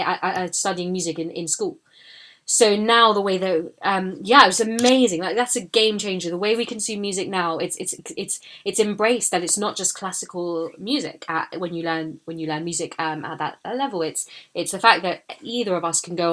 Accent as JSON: {"language": "English", "region": "London", "country": "United Kingdom", "tie": "born or raised there", "said": "I was born in London, I grew up here"}